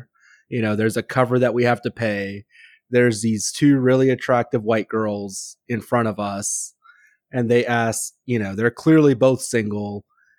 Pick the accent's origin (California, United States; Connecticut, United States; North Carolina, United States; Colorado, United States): California, United States; Even though I'm from California